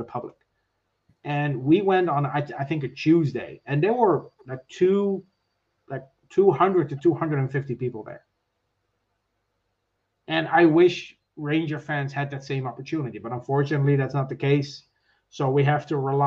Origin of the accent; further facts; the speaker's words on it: Netherlands; moved away as an adult; now in Ireland; I'm from the Netherlands, so my family still lives there. I now live in Ireland.